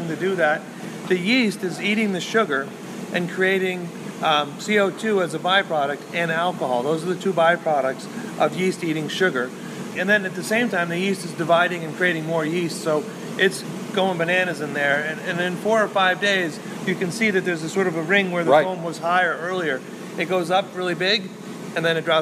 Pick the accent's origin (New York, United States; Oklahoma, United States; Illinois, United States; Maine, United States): Maine, United States; We are from Maine. We're proud Mainers.